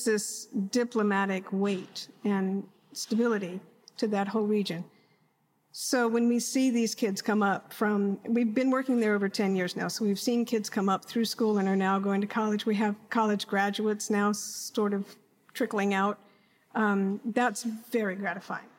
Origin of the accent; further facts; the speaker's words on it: Washington, District of Columbia, United States; also born or lived in Los Angeles; now in Austin, United States; I am a native Austinite, but I grew up in Washington D.C. in the '60s.